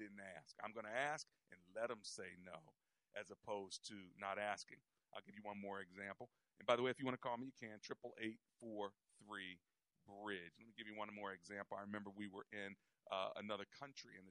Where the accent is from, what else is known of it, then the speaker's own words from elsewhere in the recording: United States; we're from America.